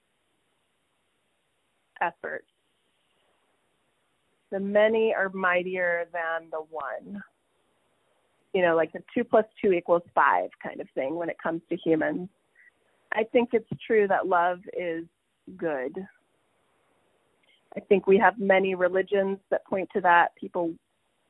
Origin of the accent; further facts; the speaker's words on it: Kokomo, Indiana, United States; my house where I grew up on North Webster Street in Kokomo, Indiana